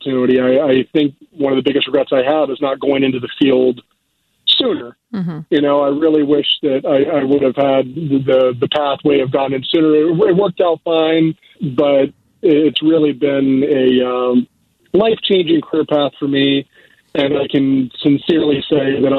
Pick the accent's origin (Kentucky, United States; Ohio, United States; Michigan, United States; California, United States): Ohio, United States; Dover; moved away as an adult; now in Chicago, United States; I grew up in a small town called Dover